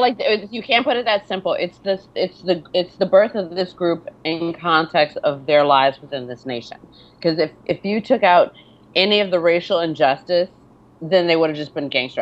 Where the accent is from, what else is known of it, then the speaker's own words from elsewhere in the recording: Detroit, Michigan, United States; now in New York, United States; I'm from Michigan. I'm from Detroit.